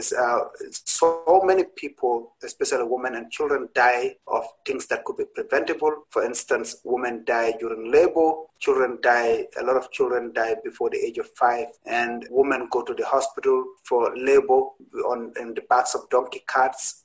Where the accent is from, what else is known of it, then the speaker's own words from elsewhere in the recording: Gambia; moved away as an adult; now in Providence, United States; I was 27 years old when I came here in 2007. I came straight to Rhode Island, Providence. And I know that looks like I was very young when I was a journalist in Gambia